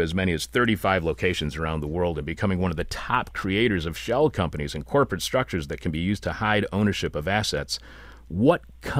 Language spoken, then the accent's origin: English; Michigan, United States; now in Chicago, United States